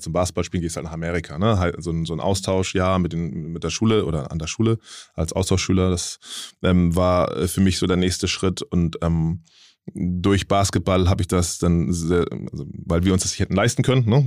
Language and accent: German; Hamburg, Germany; ich komme halt aus Willensburg ähm, in mhm. Hamburg, das ist halt ein Stadtteil